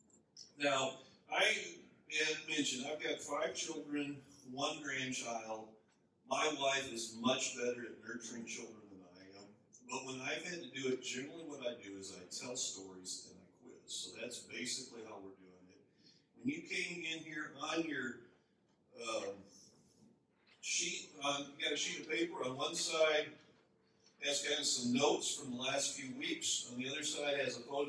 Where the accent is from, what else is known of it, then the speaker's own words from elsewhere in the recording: Minnesota, United States; moved away as an adult; also born or lived in Chicago / overseas; now in North Dakota, United States; I grew up in Minnesota